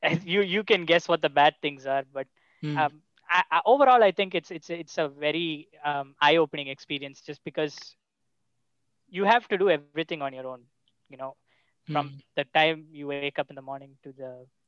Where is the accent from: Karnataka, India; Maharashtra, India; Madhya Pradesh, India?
Karnataka, India; Bangalore; moved away; also born or lived in Kerala; my family is from Kerala. I was born in Kerala, but I grew up in Bangalore. And when people ask me where I'm from, I say Bangalore just because that's where my home is.